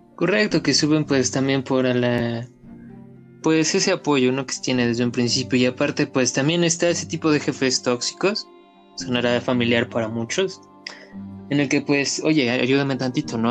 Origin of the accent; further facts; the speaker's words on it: Mexico; crecimos la mayoría aquí en México